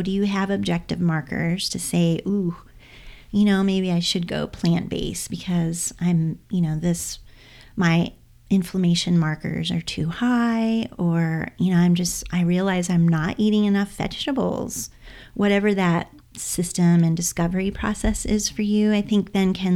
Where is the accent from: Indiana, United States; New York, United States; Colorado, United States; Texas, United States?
Indiana, United States; I'm from the Midwest. I'm from Indiana, so Midwest girl too.